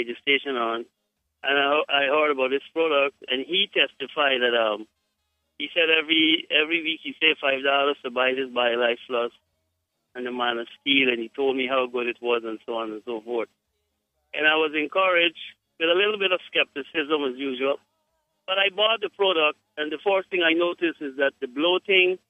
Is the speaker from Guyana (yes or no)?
yes; Guyana; I am from Guyana